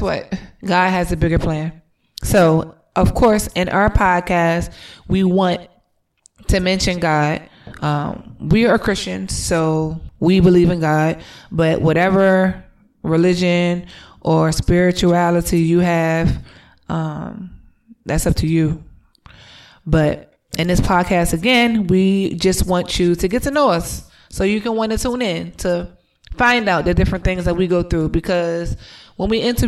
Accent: Delaware, United States; moved away as an adult; now in Atlanta, United States; We are originally from Delaware, but we live in Atlanta, Georgia. We've been living here for 2.5 years now

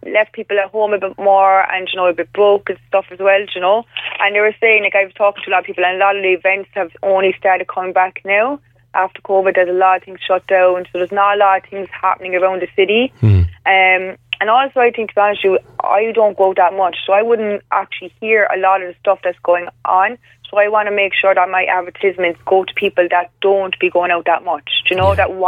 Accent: Cork, Munster, Ireland; I'm from Cork

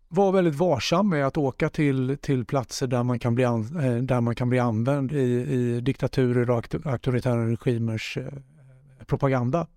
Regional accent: Jönköping, Jönköping County, Sweden; moved away; also born or lived in Gothenburg; Jag är uppvuxen i Rosenlundshallen eh, i Jönköping

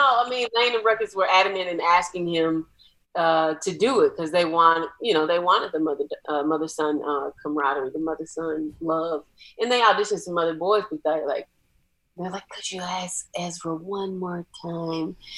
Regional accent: Atlanta, Georgia, United States; I'm from Atlanta

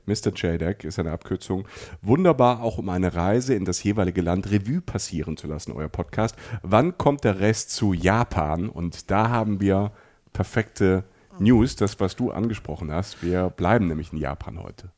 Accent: Germany; bei uns in Deutschland

